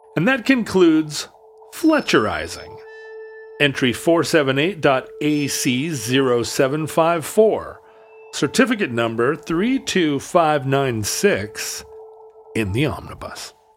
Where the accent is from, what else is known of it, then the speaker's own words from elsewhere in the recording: United States; I'm an American.